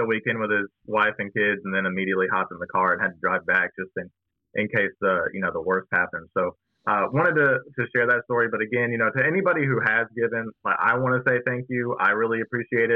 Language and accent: English; Smyrna, Tennessee, United States; also born or lived in Knoxville, Tennessee; I was from the Smyrna area. I went to Smyrna High School. Shout out Bulldogs. And had lived here my entire life